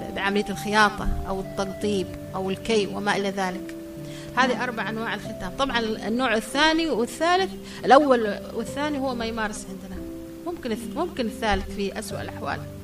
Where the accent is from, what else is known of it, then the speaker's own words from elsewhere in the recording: Yemen; عندنا في اليمن